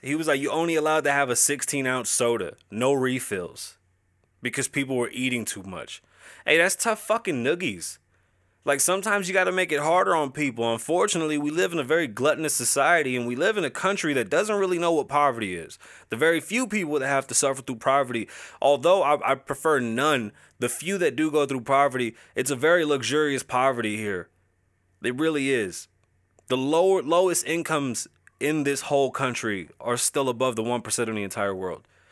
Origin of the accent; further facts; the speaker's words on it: New York City, New York, United States; now in Las Vegas, United States; I was born and raised, birthed in the Bronx.